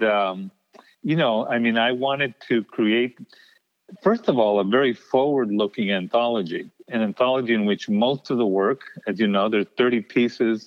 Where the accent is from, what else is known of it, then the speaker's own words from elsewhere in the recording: El Paso, Texas, United States; moved away; also born or lived in New York City / Connecticut; this borderland existence, that, by the way, stays with you even once you leave El Paso